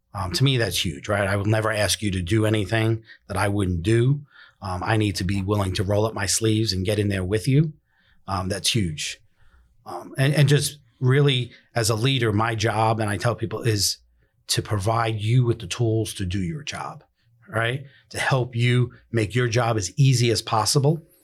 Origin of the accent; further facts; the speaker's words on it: New York City, New York, United States; moved away as an adult; now in Pasco County, United States; originally born and raised in the Bronx, uh, moved down here as a young adult